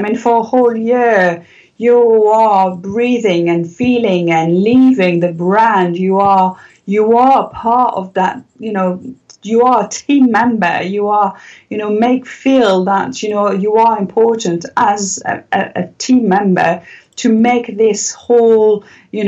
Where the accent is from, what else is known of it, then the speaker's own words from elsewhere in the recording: south of France, France; also born or lived in Paris; we decided to move in the south of France when I was probably about 7 or 8